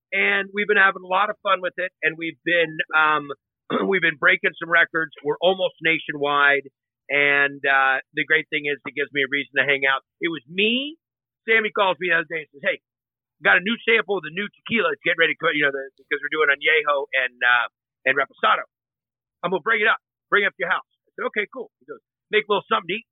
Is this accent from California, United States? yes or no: yes; Northern California, United States; I grew up in Northern California